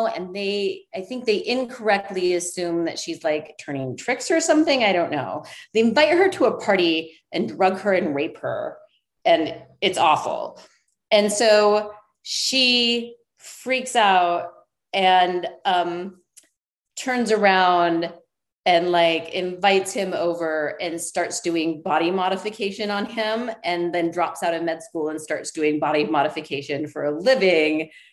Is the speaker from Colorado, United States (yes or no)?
yes; Colorado, United States; I was born in Colorado. So like I'm a mountain girl